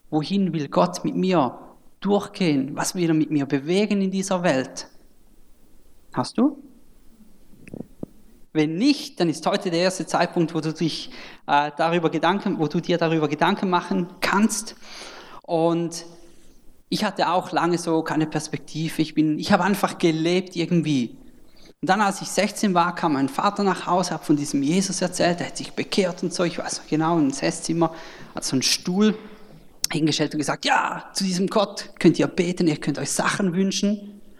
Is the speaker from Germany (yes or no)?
no; Switzerland; accent: Swiss; genau, ich bin Schweizer, vielleicht hört man es dann am Akzent.